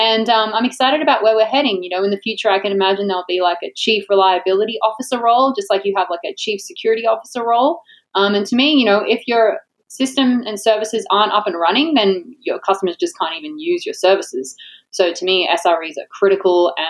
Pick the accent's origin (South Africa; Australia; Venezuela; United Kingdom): Australia; now in Florida, United States; I'm Australian. I live in Florida, the most Australian place